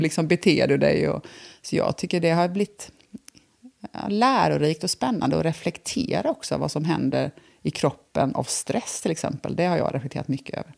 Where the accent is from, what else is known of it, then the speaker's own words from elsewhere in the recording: Bankeryd, Jönköping County, Sweden; moved away as an adult; also born or lived in Vietnam; now in Älmhult, Sweden; jag är då född i Jönköping. Sen eh, väldigt tidigt, alltså när jag var liten, liten, så jag känner ju mer att jag, flyttade till Bankryd, som är en villaförort till mm. Jönköping. Mm. Mm. Och det är där jag egentligen är uppvuxen.